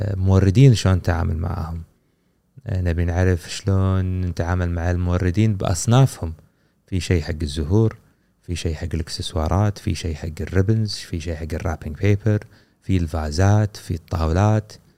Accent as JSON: {"language": "Arabic", "country": "Kuwait", "said": "عندنا في الكويت"}